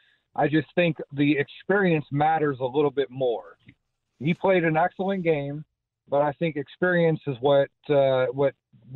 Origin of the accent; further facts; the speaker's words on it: Missouri, United States; I'm from Missouri, so I'm a Chiefs fan.